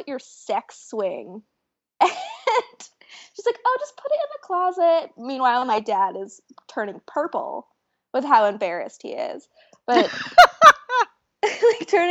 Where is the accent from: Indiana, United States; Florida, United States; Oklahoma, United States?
Florida, United States; I grew up in Florida